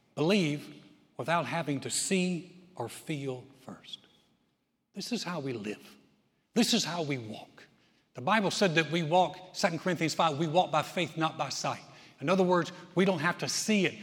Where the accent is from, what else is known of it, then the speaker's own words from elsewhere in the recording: Texas, United States; I'm from Texas